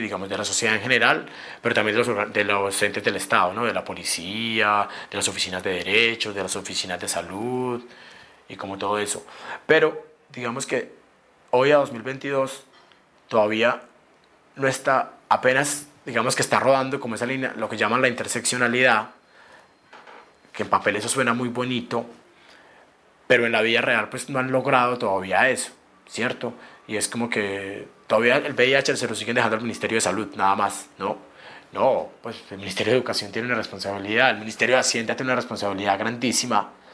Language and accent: Spanish; Medellín, Antioquia, Colombia; soy de Medellín, tengo 32 años